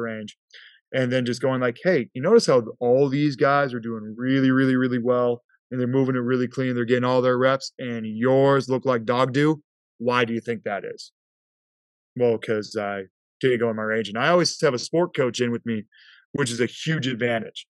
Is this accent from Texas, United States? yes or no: no; Prescott, Arizona, United States; growing up in Prescott, Arizona